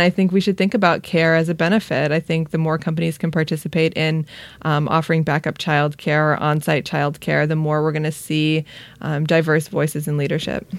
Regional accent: Long Beach, California, United States; I'm from Long Beach.

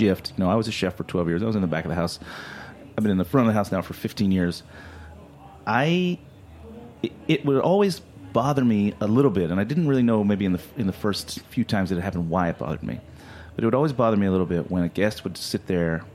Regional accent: Deep South, United States; now in New York City, United States; I'm from the Deep South

